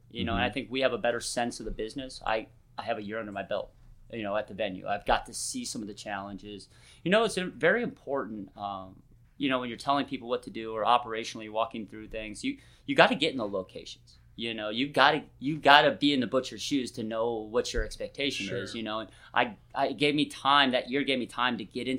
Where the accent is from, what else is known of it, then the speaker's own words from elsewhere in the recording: Midwest, United States; You know, I grew up in the Midwest, relatively lower middle class, or poor if you want to be a dick about it